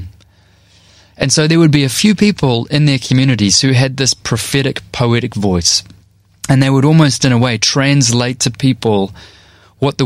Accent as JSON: {"language": "English", "town": "North Shore", "region": "Auckland", "country": "New Zealand", "tie": "born or raised there", "said": "I grew up on the North Shore by the beach in New Zealand, where it does not snow"}